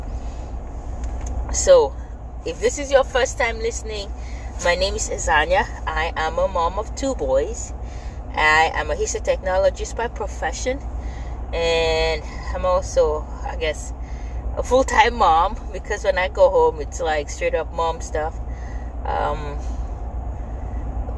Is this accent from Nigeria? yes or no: yes; Nigeria; moved away; I grew up in Nigeria